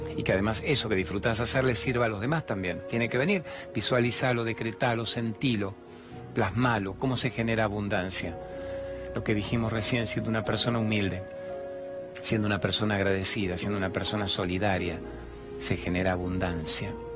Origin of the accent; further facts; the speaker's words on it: Venezuela; now in Argentina; soy venezolana